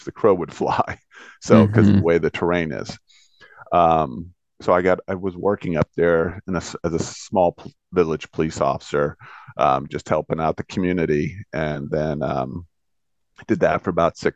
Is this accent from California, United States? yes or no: no; Bellevue, Washington, United States; I'm from Bellevue, Washington